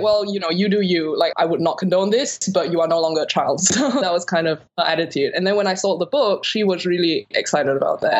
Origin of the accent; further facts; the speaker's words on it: Singapore; moved away as an adult; also born or lived in New York, United States / London, United Kingdom; I grew up in Singapore and I left when I was about 18 for college